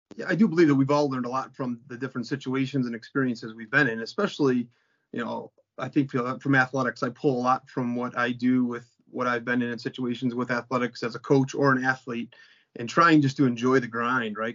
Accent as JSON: {"language": "English", "town": "Crestwood", "region": "Illinois", "country": "United States", "tie": "born or raised there", "also_born_or_lived": "Palos Park, Illinois", "said": "I grew up in Crestwood, which is a south suburb of Chicago"}